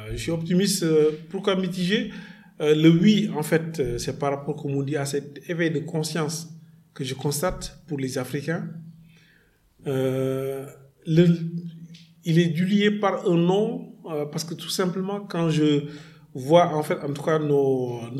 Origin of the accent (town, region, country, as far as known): Senegal